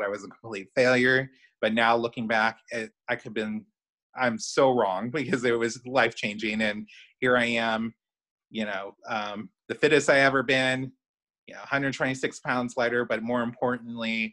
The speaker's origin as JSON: {"language": "English", "town": "Chicago", "region": "Illinois", "country": "United States", "moved": "yes", "lives_now": "central Indiana, United States", "said": "I'm originally from Chicago. I'm a Chicagoan."}